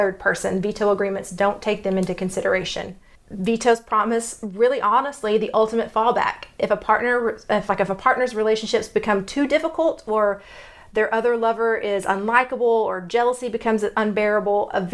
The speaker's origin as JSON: {"language": "English", "region": "Texas", "country": "United States", "accent": "Texas", "said": "my Texas accent"}